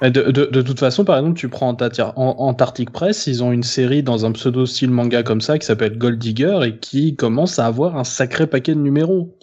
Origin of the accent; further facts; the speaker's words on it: France; chez nous en France